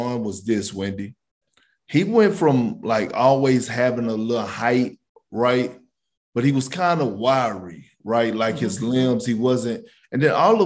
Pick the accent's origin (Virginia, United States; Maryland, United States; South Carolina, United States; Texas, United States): Texas, United States; Beaumont; born and raised in Beaumont, Texas